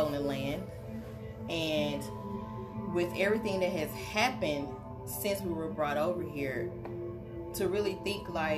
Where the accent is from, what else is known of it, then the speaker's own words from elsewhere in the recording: Little Rock, Arkansas, United States; now in Orlando, United States; I'm originally from Little Rock, Arkansas, and I live in Orlando.